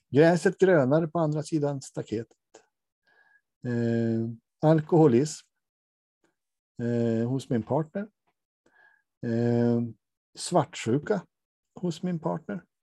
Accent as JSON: {"language": "Swedish", "region": "Norrland", "country": "Sweden", "said": "Jag är från Norrland som Lars Ekborg sa, jag bits och det står jag för."}